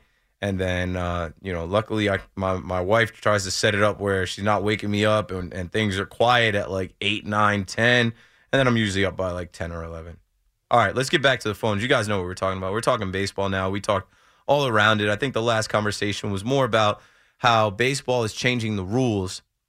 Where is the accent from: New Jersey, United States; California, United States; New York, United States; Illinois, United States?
New Jersey, United States; I grew up in Monmouth County, where from Monmouth County, it's like 90 minutes to get to Yankee Stadium.